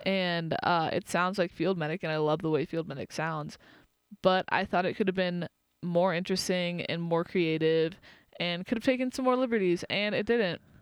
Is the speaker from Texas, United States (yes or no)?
yes; Austin, Texas, United States; moved away; I grew up in Austin